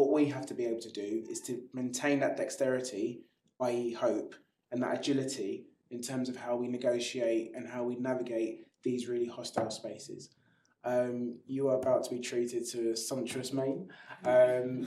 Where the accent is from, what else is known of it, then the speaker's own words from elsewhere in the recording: London, United Kingdom; You are born and bred in Clapham